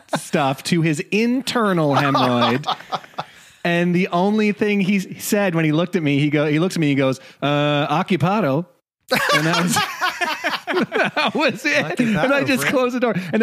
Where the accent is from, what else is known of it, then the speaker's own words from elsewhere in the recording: Saskatchewan, Canada; I am from Saskatchewan